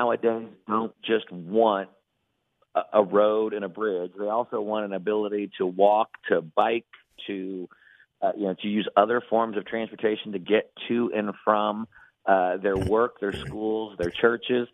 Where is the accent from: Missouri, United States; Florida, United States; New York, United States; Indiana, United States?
Indiana, United States; my home state of Indiana